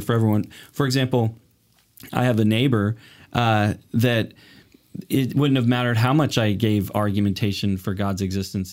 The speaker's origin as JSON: {"language": "English", "town": "Portland", "region": "Oregon", "country": "United States", "also_born_or_lived": "Los Angeles, United States", "moved": "as an adult", "lives_now": "Canada", "said": "I'm originally from Portland, Oregon, came up here"}